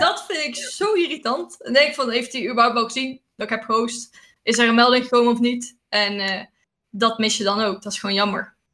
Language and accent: Dutch; Netherlands; wij als Nederlanders